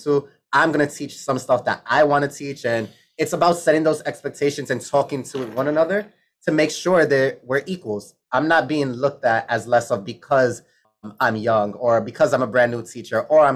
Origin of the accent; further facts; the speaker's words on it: New York City, New York, United States; I grew up in the Bronx. I went to a Bronx school